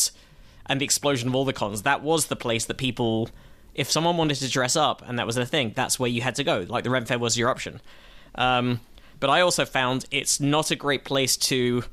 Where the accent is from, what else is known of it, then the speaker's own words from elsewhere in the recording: Watford, East of England, United Kingdom; accent: English; moved away; I grew up near Watford.